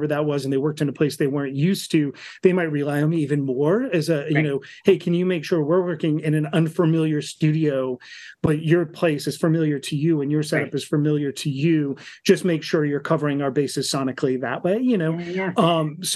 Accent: Malden, Massachusetts, United States; moved away as an adult; also born or lived in southern New Hampshire; now in Portland, Maine, United States; I grew up in Malden, Massachusetts, north of the city.

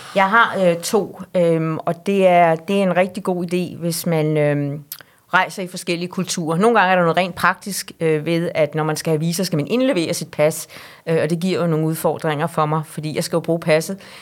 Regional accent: Denmark; os som danskere

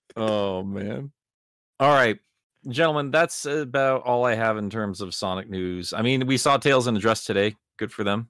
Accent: Iowa, United States; I grew up in Iowa

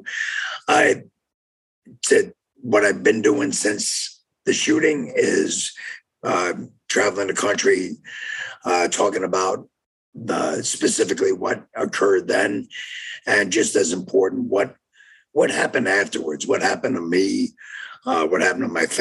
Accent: New York, United States; moved away as an adult; also born or lived in Jefferson, Wisconsin; now in Oak Creek, United States; I grew up in New York, so worked there for 5 years

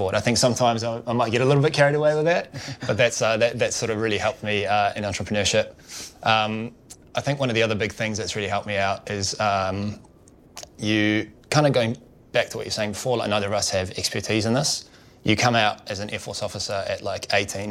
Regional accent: New Zealand; moved away as an adult; I grew up in New Zealand, as you can probably tell by my accent

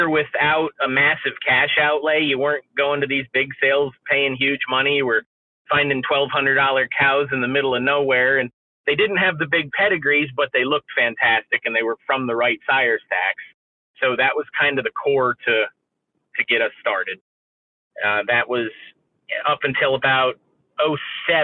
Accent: Northeast Pennsylvania, United States; now in central Pennsylvania, United States; where I grew up in Northeast Pennsylvania, there really weren't a lot of dairy farms left

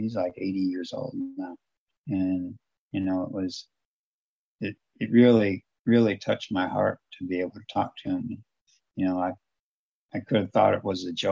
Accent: Toledo, Ohio, United States; moved away as an adult; growing up in Toledo, it's a lot different than it is in southern Ohio

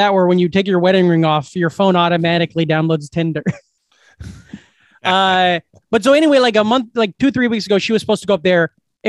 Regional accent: Glenwood, Iowa, United States; I go to my hometown. I go to Glenwood.

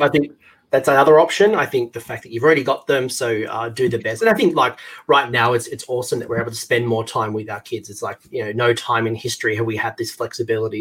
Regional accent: Australia; As an Australian

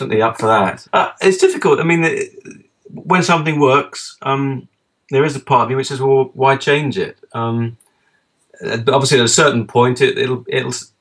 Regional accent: England, United Kingdom; I'm English.

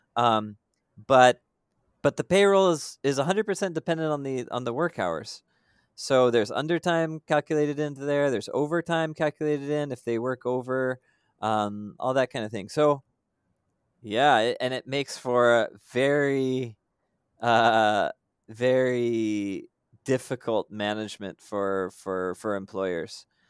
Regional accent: United States; moved away as an adult; now in Philippines; I'm American by background

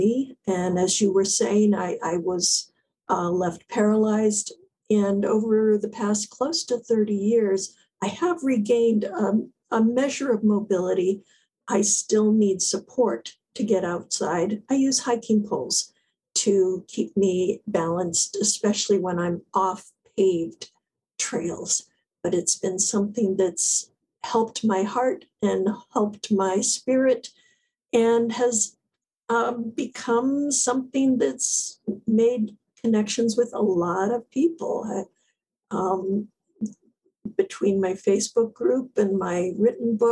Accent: South Florida, United States; moved away as an adult; now in New England, United States; I grew up in South Florida

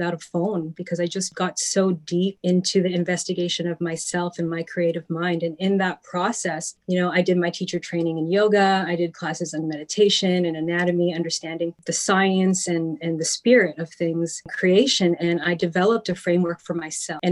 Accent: Toronto, Ontario, Canada; also born or lived in Vaughan; I am from Toronto originally, raised in the Lakeshore area

